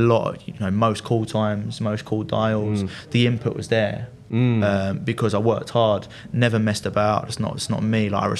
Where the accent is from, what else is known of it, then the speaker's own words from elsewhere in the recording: Loughton, East of England, United Kingdom; I grew up in Essex in Loughton.